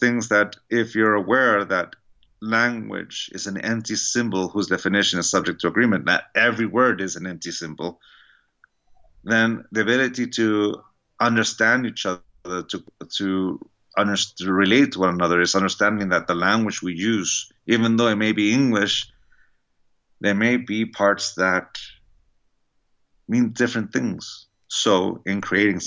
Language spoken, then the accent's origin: English; San Diego, California, United States; I grew up in San Diego, California